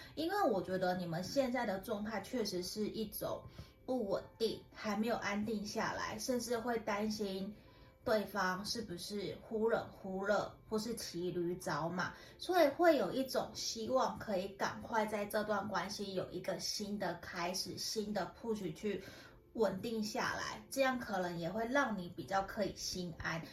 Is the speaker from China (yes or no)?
no; Tainan, Taiwan; now in Taoyuan, Taiwan; 其实有些人知道我是台南的，那不过我搬回 ，我搬到桃园北部其实十几年了